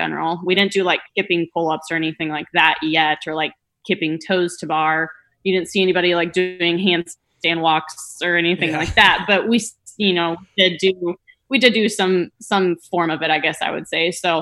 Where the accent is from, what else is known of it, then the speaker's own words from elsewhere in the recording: Minnesota, United States; moved away as an adult; now in Florida, United States; growing up, kind of knew that I didn't want to stay in Minnesota